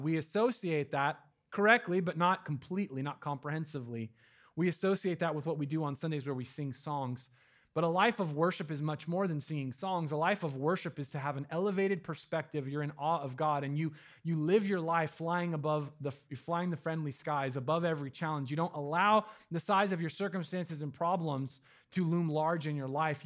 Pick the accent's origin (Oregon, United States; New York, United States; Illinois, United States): Oregon, United States; Medford; now in Eugene, United States; my hometown in Medford